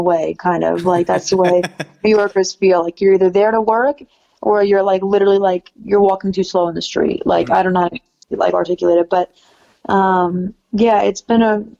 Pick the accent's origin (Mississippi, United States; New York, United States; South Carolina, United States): New York, United States; New York City; I'm from New York City